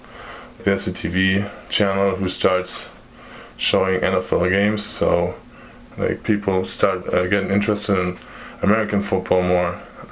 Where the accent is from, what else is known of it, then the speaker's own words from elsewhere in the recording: Munich, Bavaria, Germany; moved away as an adult; now in Michigan, United States; I'm from Munich, Germany. I'm 21 years old, and I got to Michigan last year in July.